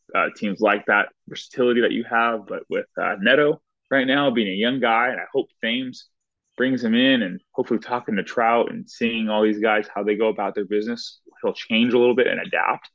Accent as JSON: {"language": "English", "region": "Southern California", "country": "United States", "said": "I'm from Southern California."}